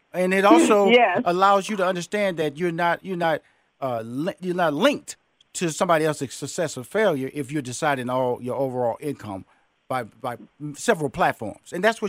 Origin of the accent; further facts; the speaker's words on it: Houston, Texas, United States; I'm from Fifth Ward, Texas. You know, 2-bedroom shotgun house. 6 sisters, 2 brothers.